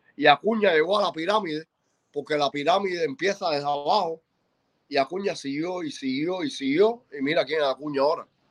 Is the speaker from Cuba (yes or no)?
yes; Cuba; moved away; yo soy cubano